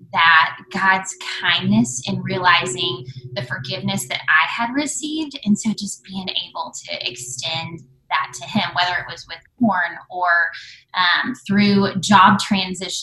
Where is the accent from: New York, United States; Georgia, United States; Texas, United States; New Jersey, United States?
Texas, United States; Waco; we grew up in Waco, went to Baylor